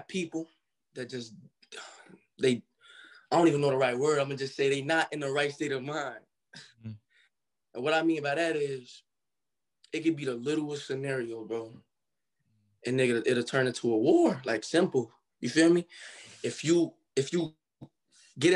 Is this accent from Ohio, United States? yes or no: yes; Cincinnati, Ohio, United States; also born or lived in Michigan; I was born in Michigan, but I grew up in Cincinnati, Ohio.